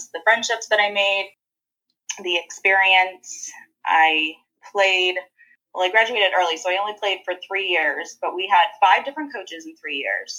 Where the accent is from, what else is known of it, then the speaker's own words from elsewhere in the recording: Corning, New York, United States; now in Charlotte, United States; I'm from Corning